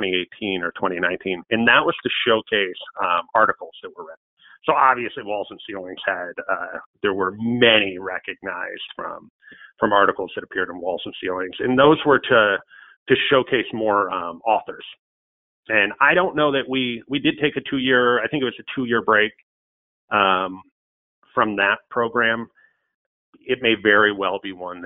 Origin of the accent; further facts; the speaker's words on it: between Buffalo and Rochester, on the Erie Canal, New York, United States; my hometown between Buffalo and Rochester, right on the Erie Canal